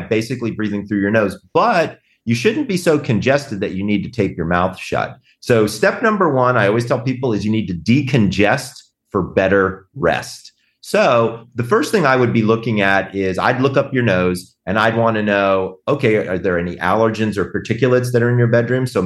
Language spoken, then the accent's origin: English; the South, United States; I'm from the South